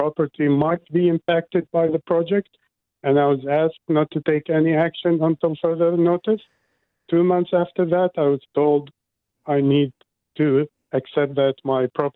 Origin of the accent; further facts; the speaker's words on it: Iraq; now in Auckland, New Zealand; I didn't come all the way to New Zealand to be told the same sacrifice rhetoric I grew up with in Iraq